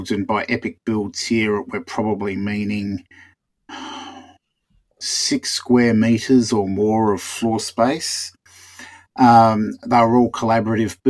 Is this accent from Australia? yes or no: yes; Australia